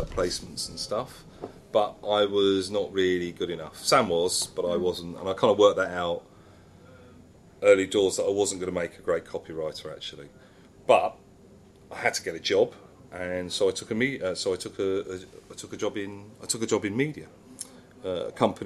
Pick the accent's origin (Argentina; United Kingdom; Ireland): United Kingdom; Watford, East of England; I come from Watford